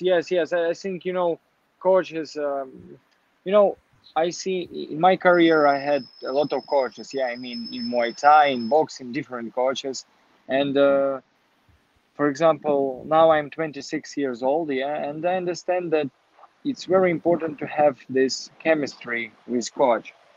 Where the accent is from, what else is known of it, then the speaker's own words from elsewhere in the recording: Kharkiv, Kharkiv Oblast, Ukraine; English is a second language; moved away as an adult; also born or lived in Kyiv, Ukraine / Warsaw, Poland / Florida, United States; I was born in Kharkiv